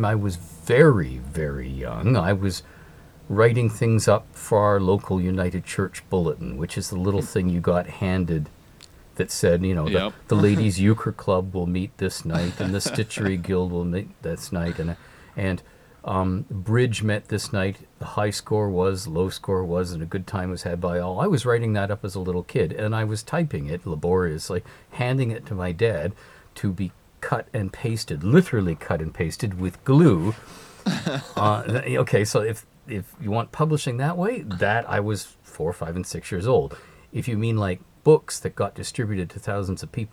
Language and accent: English; Ontario, Canada; I have always lived in Canada, in the province of Ontario